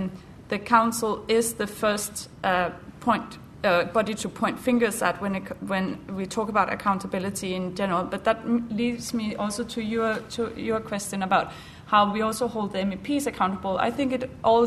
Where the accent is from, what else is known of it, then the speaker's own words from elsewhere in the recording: Denmark; now in United Kingdom; I'm from Denmark